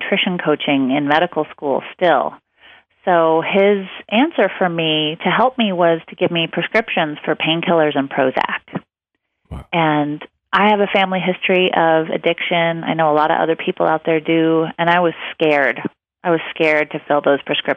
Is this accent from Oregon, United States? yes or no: yes; outside of Portland, Oregon, United States; I was raised by hippies outside of Portland, Oregon.